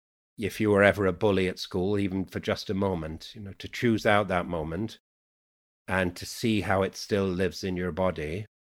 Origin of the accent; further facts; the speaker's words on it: Yorkshire and the Humber, United Kingdom; accent: Yorkshire; And so I have 3 accents, which is a kind of, or 4, I received English from college, my Yorkshire dialect, which is a full dia